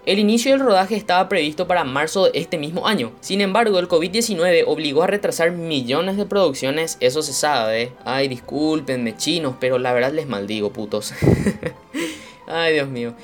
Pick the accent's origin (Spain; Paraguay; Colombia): Paraguay; yo soy un paraguayo, orgullosamente de sangre guaraní, acá en el corazón de América Latina. En mi país